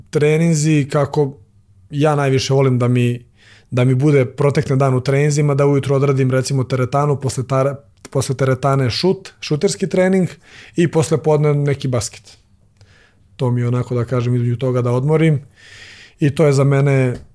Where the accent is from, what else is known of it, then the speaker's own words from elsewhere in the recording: Serbia; kod nas u Srbiji